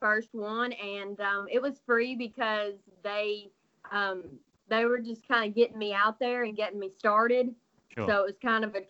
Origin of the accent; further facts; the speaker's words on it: Kentucky, United States; Kentucky, there's a lot of farming around here, a lot of country people here. I'm from a small town.